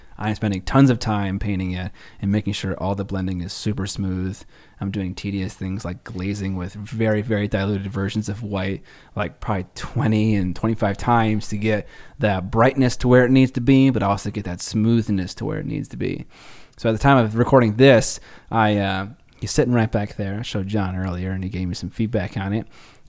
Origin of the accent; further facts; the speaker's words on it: United Kingdom; Well, I'm British.